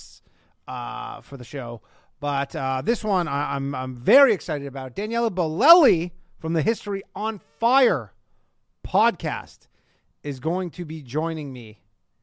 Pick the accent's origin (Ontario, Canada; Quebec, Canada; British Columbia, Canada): Ontario, Canada; Burlington; now in United States; my hometown of Burlington, Ontario, Canada, North America